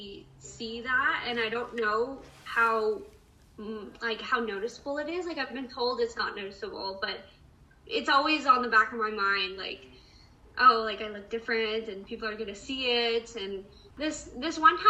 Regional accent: San Diego, California, United States; I'm from San Diego County, so like I'm a San Diego local

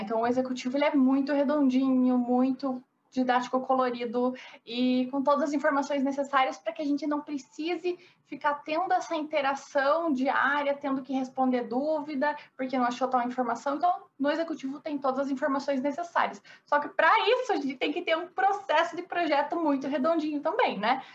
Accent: interior of Paraná, Brazil; accent: interior; moved away as an adult; also born or lived in Curitiba; now in São Paulo, Brazil; Moro em São Paulo, mas eu sou do interior do Paraná.

